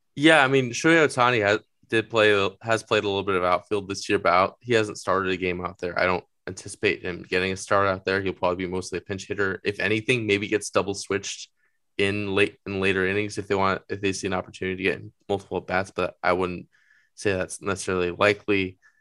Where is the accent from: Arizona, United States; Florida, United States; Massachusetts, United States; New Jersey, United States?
Arizona, United States; Phoenix; growing up in Phoenix